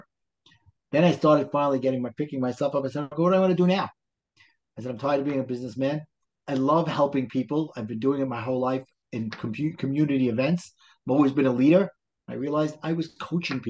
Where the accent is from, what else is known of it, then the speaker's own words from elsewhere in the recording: New York City, New York, United States; accent: Brooklyn; also born or lived in New Jersey; I live in the wonderful town of Brooklyn, New York